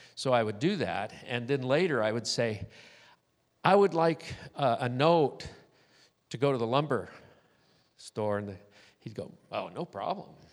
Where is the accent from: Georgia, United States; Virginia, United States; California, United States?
California, United States; Southern; when I was growing up in Southern California